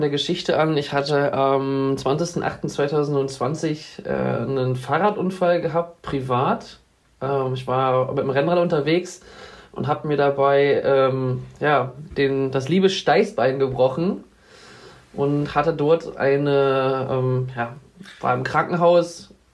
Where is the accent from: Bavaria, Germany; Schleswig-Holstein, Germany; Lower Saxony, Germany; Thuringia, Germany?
Lower Saxony, Germany; Wolfsburg; komme aus Wolfsburg, wohne dort in der Nähe in so einem kleinen Dörfchen namens Danndorf